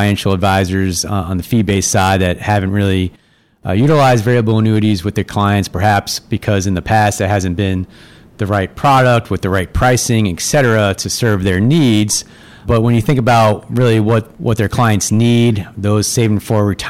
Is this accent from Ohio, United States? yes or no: no; Long Island, New York, United States; I'm growing up on Long Island, so grew up a diehard Yankees fan